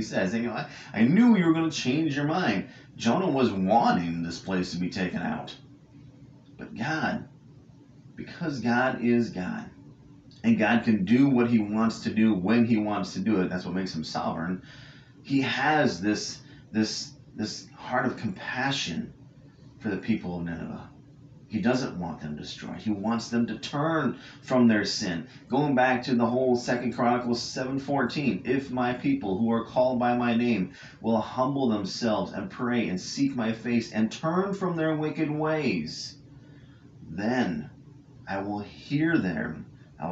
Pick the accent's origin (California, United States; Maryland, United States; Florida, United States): California, United States; I grew up in California